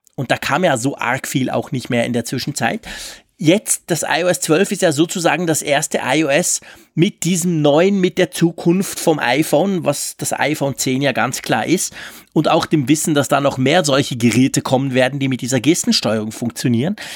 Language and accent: German; Switzerland; bei uns in der Schweiz